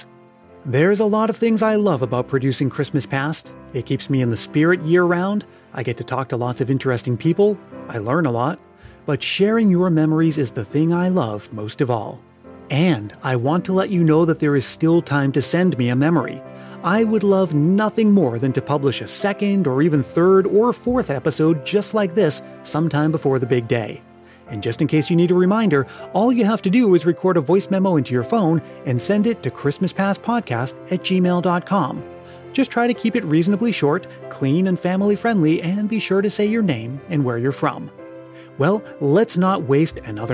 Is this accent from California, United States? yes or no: no; Stoughton, Massachusetts, United States; I grew up in New England, Stoughton, Massachusetts, to be exact